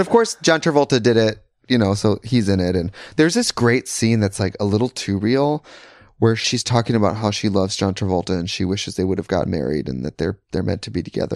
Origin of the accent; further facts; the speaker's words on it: Krivitz, Wisconsin, United States; moved away; I'm from Krivitz, Wisconsin.